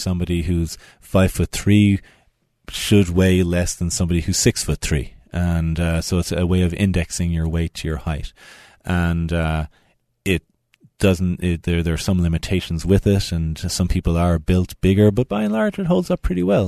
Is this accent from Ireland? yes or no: yes; Tipperary, Munster, Ireland; moved away as an adult; now in Utah, United States; I'm from Tipperary in the Midlands of Ireland. Moved out to America thirteen years ago, and then moved out to Utah five years ago.